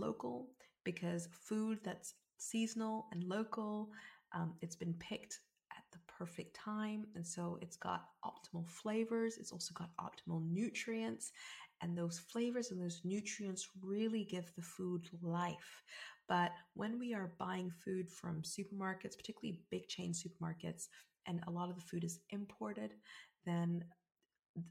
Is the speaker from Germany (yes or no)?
no; South Africa; now in United Kingdom; as someone that's from South Africa and someone that is 100% African biologically, even though I am British